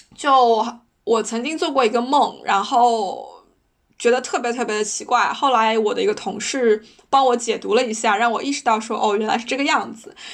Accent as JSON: {"language": "Chinese", "country": "China", "moved": "as an adult", "said": "我是一个黑头发、黄皮肤、黑眼睛的中国女生，我的英语不是那么的流利，因为它不是我的母语"}